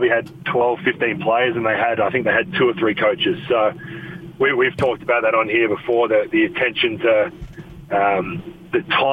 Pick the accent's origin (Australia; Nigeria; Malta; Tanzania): Australia; Adelaide, South Australia; moved away; the Adelaide 36ers, which is my hometown, so I know a lot of people around that organization, and obviously my family still lives there